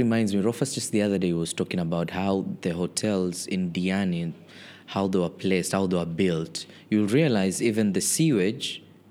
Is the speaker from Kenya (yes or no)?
yes; Mombasa County, Kenya; You know, I've seen that growing up in Mombasa County.